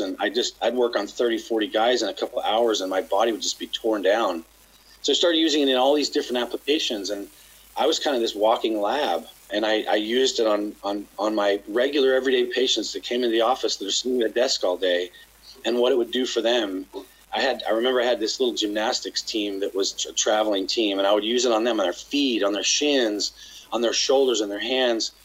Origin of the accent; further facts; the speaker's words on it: Utah, United States; now in Los Angeles, United States; I grew up in Utah